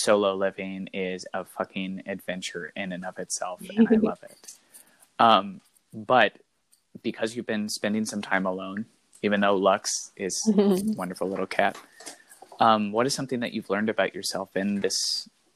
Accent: Midwest, United States; growing up in the Midwest

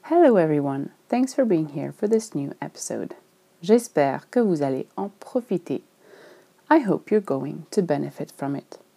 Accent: Switzerland; je suis suisse et que j'ai probablement grandi avec les montagnes devant chez moi.

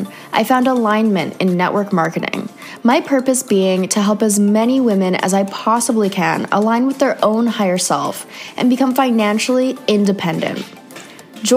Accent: Canada; moved away; another Canadian girl

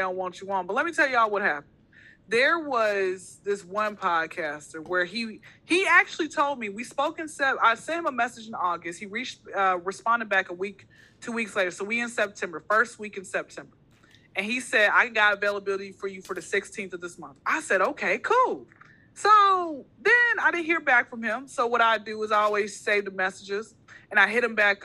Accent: Atlanta, Georgia, United States; Born and raised in Atlanta.

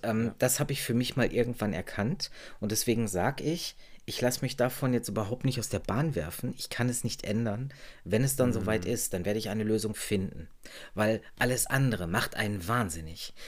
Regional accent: Germany; bei uns in Deutschland

